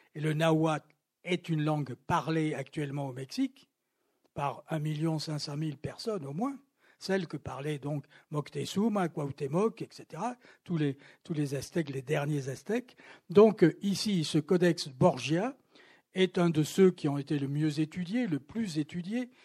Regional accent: Toulouse, Occitania, France; moved away; also born or lived in Paris; dans ma ville natale, où je n'étais pas venu depuis très longtemps

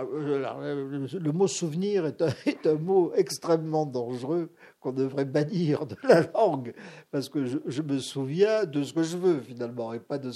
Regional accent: Algeria; parce que du cinéma, dans ma ville natale, il n'y en avait pas beaucoup.

